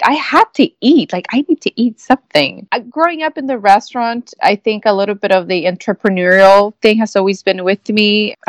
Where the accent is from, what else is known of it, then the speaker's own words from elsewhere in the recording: Mexico; moved away; I grew up in Mexico in a restaurant.